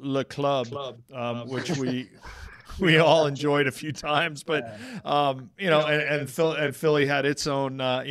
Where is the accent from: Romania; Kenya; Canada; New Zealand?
Canada; moved away as an adult; also born or lived in Washington, D.C. / Virginia / Philadelphia; a Canadian guy that ended up in Philadelphia.